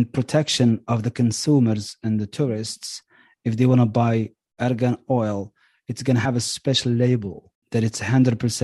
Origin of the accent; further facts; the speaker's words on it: Morocco; now in United States; as a local and growing up in Morocco